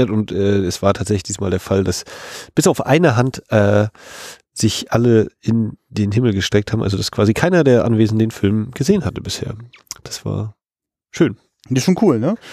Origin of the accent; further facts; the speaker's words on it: Poland; born there; Ich komme ja auch aus Europa als äh, polnisch geborener